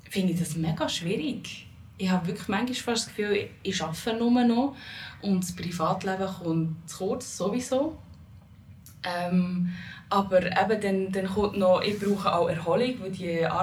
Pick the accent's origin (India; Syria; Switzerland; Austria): Switzerland; meinem Land, wo meine Wurzeln sind, sozusagen, zu Holland. Also ich habe dort mal sechs Monate gelebt, aber bin ich hier in der Schweiz aufgewachsen.